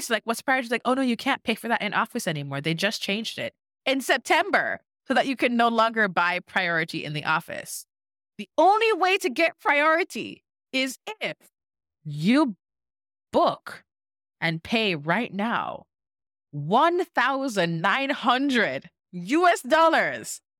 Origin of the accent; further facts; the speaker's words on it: Jamaica; now in United States; I'm Jamaican, y'all know I'm Jamaican